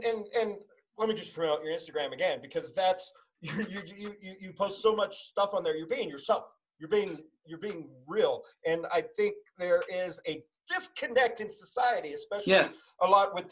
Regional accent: Idaho, United States; I was raised a redneck in Idaho

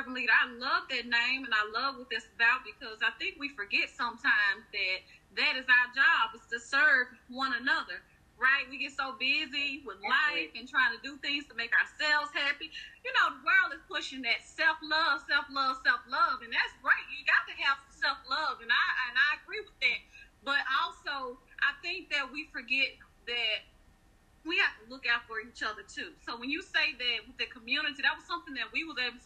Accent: Fayette, Mississippi, United States; the people from my hometown know exactly who you are

